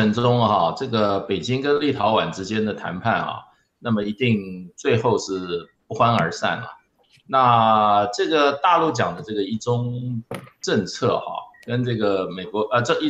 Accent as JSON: {"language": "Chinese", "country": "Taiwan", "said": "在我们就是说，我们台湾这边在外面设立代表机构的这个这个上面哈"}